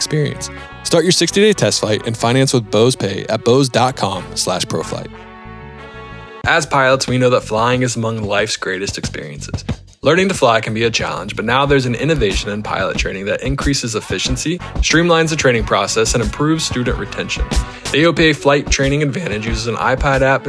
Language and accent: English; East Coast, United States; I'm from the East Coast